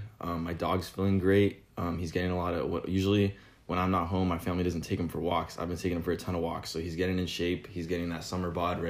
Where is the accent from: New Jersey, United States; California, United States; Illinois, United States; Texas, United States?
California, United States; Los Angeles; I grew up in Los Angeles, so I've been watching USC my whole life